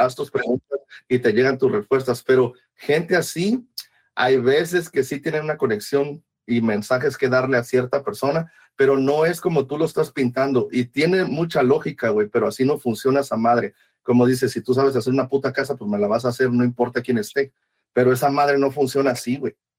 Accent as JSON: {"language": "Spanish", "region": "Veracruz", "country": "Mexico", "tie": "born or raised there", "said": "yo crecí, yo soy de Veracruz y crecí alrededor de eso"}